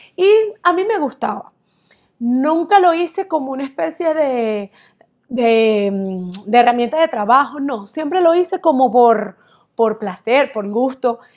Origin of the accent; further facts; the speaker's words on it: Barquisimeto, Lara, Venezuela; moved away; soy venezolana de Barquisimeto